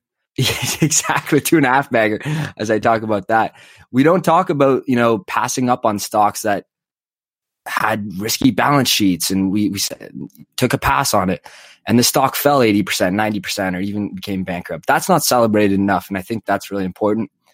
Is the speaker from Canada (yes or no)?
yes; Calgary, Alberta, Canada; now in Toronto, Canada; I live in Toronto, so I have to cheer for the Leafs, but I was born in Calgary